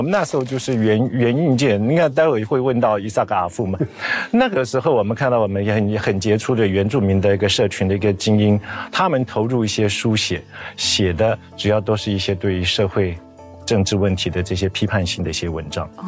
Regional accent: Taiwan; moved away; 我回台湾， 到东华大学教书

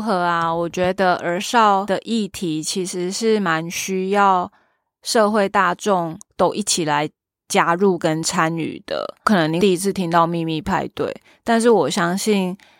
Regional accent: western Taiwan, Taiwan; 我从小都在西部长大

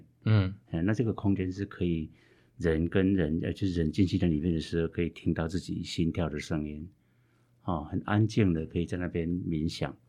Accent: Meishan, Chiayi County, Taiwan; 那那我就刚好有这个议题，因为我小的时候在在梅山有没有？

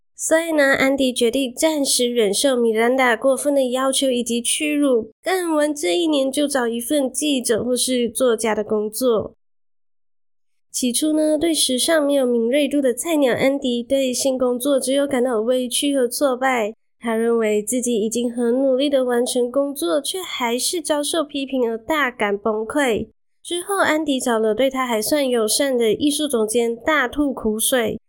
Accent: Malaysia; moved away as an adult; now in Taiwan; 我是马来西亚人

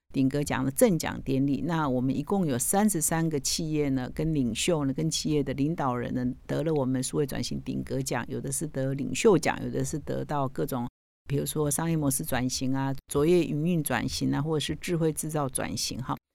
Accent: Taiwan; 我们台湾人可能不太熟悉

